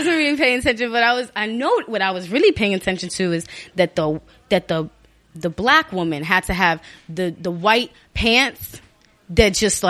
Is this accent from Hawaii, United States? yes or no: no; New York City, New York, United States; Born and raised Brooklyn Hospital.